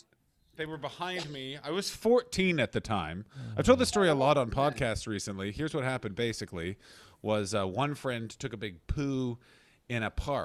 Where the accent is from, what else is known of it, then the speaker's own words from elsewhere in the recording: Canada; No, I'm from Canada, so we don't have that madness.